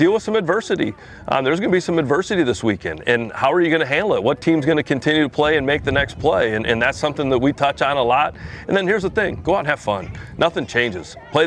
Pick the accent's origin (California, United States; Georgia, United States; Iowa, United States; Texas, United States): Iowa, United States; born and raised in Iowa, great place to live.